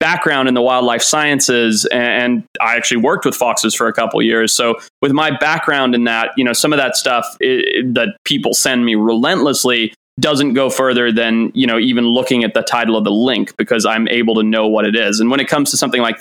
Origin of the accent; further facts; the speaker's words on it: Zimbabwe; moved away; I grew up in Zimbabwe